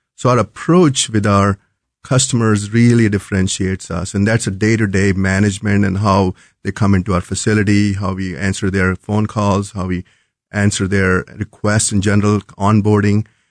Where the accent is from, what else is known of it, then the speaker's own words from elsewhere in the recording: New Delhi, Delhi, India; moved away as an adult; also born or lived in North Carolina / Chicago; now in Kansas City, United States; Was born and brought up in New Delhi and, uh, came here as a student many, many years ago.